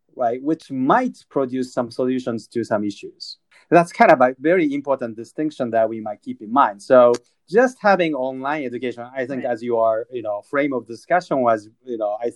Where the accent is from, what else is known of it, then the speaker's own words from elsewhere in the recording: Tokyo, Japan; moved away; I was born and raised up in, and I'm originally from Tokyo.